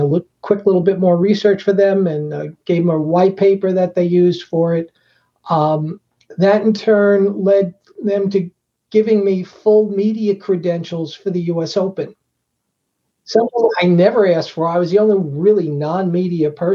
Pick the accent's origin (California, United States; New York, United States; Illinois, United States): New York, United States; Long Island; Growing up on Long Island